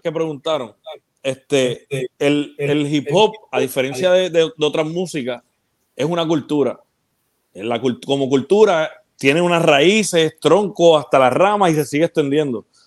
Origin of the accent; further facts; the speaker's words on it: Ponce, Puerto Rico; also born or lived in Peñuelas, Puerto Rico; yo, yo nací en Ponce y viví en Peñuela un tiempo